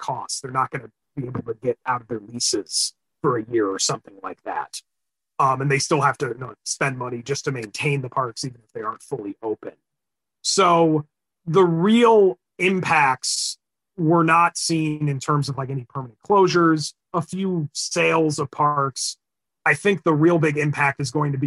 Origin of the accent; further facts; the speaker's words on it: Illinois, United States; my home state of Illinois